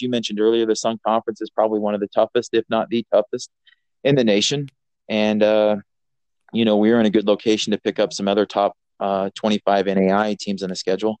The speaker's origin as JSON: {"language": "English", "town": "Taylorville", "region": "Illinois", "country": "United States", "tie": "born or raised there", "also_born_or_lived": "Mount Pleasant, Iowa", "moved": "as an adult", "said": "Just a rural town. I'm from Taylorville, Illinois, so small farming community."}